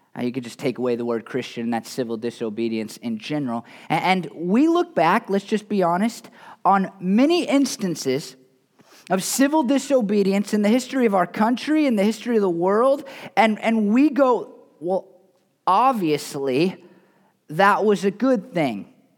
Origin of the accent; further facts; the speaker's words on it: United States; I'm an American. I'm a fairly patriotic American